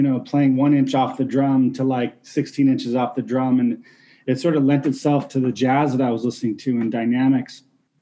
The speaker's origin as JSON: {"language": "English", "region": "Washington", "country": "United States", "tie": "born or raised there", "said": "I was in a couple bands in my hometown in Washington State"}